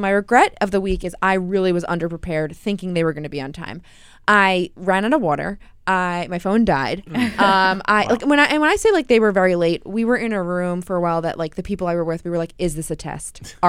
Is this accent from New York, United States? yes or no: yes; New York City, New York, United States; accent: New York City; I say Mario because I'm from Queens.